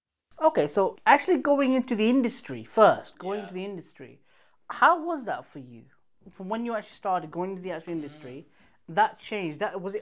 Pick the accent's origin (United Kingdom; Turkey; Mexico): United Kingdom; England; I grew up here in England, but I did go to Pakistan when I was really young.